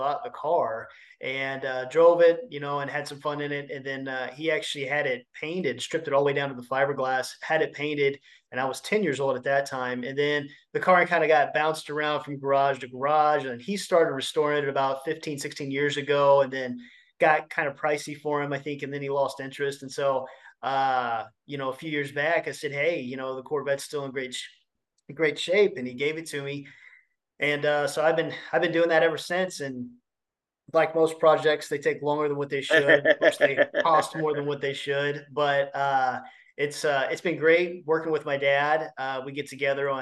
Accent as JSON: {"language": "English", "town": "Connersville", "region": "Indiana", "country": "United States", "tie": "born or raised there", "said": "I'm from East Central Indiana. I was born in Connersville, and still here today."}